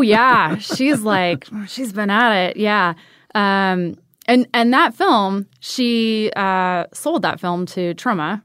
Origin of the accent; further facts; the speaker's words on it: Ventura, California, United States; moved away; Grew up in Ventura